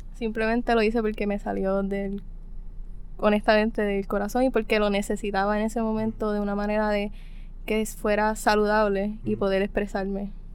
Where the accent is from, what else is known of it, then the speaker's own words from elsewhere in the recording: Cabo Rojo, Puerto Rico; soy de Cabo Rojo